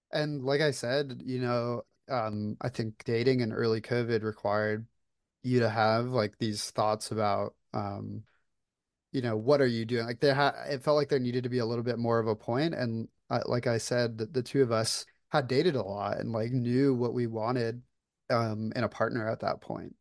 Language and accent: English; Florida, United States; moved away as an adult; now in Atlanta, United States; I was born and raised in Florida